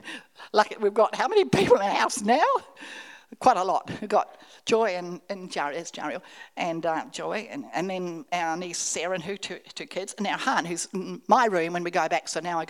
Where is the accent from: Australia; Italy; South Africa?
Australia; And so then I'm from Australia